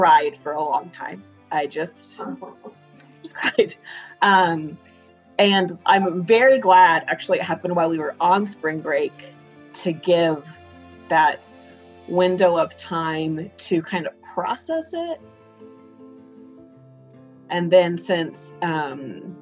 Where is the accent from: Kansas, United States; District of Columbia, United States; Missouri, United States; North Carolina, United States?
Kansas, United States; Colby; moved away as an adult; now in Iola, United States; I'm from Colby, Kansas. So it's like the opposite side, northwest Kansas